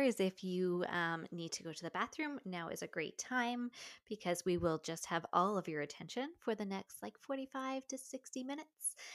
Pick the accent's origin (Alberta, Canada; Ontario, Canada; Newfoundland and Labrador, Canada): Newfoundland and Labrador, Canada; I grew up in Newfoundland